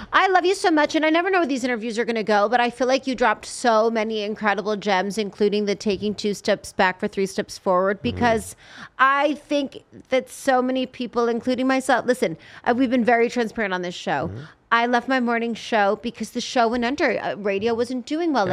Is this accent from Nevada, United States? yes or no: yes; Las Vegas, Nevada, United States; also born or lived in Los Angeles; I'm from Vegas.